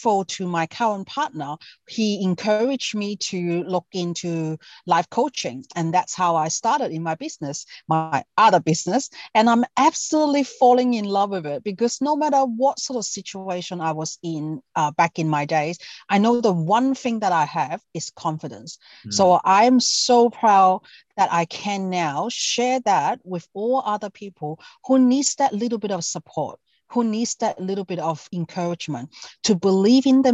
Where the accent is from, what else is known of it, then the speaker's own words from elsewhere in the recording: Hong Kong; now in Australia; I'm from Hong Kong myself. Been in Australia for over 30 years.